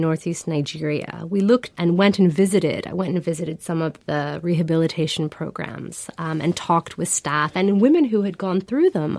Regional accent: Iran; I come from Iran, I come from a country that politically became more inclusive

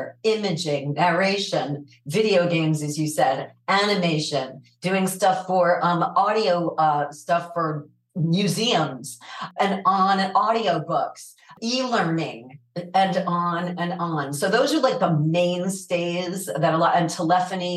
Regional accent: New York City, New York, United States; moved away; I grew up in New York

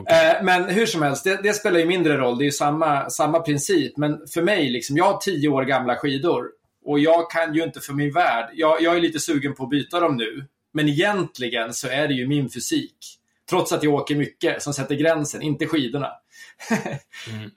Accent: Södertälje, Stockholm County, Sweden; moved away; also born or lived in Guadalajara, Mexico; jag är född och uppvuxen i Södertälje

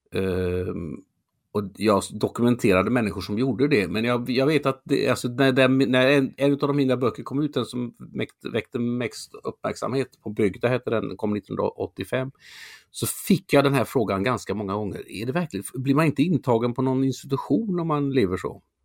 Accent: Mölnlycke, Västra Götaland, Sweden; also born or lived in Gothenburg; Jag är född i Göteborg. Jag är uppvuxen utanför Göteborg, i Mölnlycke.

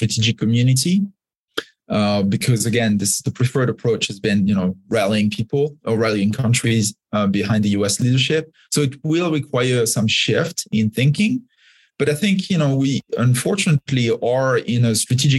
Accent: France; now in United States; I grew up in France and became an American. So I'm a dual citizen now.

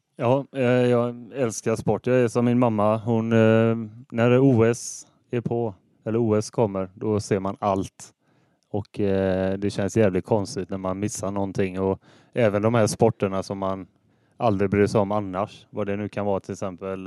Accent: Hålanda, Västra Götaland, Sweden; Jag är född i eh, Hålanda, så eh, jag är från kommunen. Eh, norra Ale kommun. Och jag bor i Hålanda ännu.

